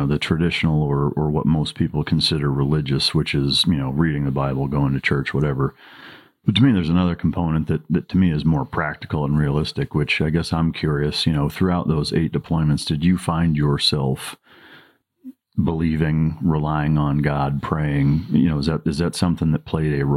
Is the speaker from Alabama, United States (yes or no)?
no; Northern Iowa, United States; being from Northern Iowa, which is pretty similar to everywhere in Indiana